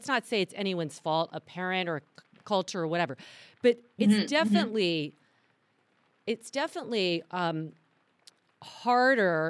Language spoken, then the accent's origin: English; the South, United States; I grew up in the South